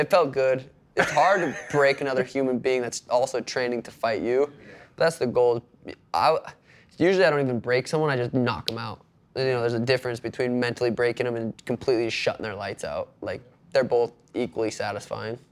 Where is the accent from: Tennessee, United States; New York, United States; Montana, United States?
Montana, United States; moved away as an adult; now in Phoenix, United States; growing up in Montana